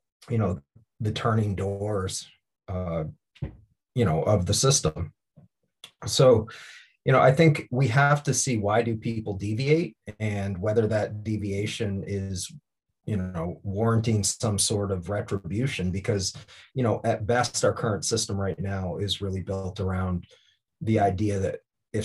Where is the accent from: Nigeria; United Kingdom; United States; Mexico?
United States; Bath, Maine; a Mexican American growing up in Bath, Maine